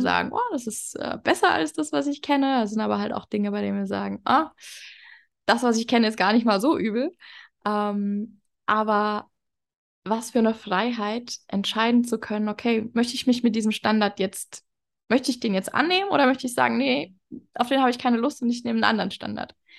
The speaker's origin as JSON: {"language": "German", "country": "Germany", "tie": "born or raised there", "moved": "as an adult", "lives_now": "Mexico", "said": "in Deutschland geboren zu sein, aus Deutschland"}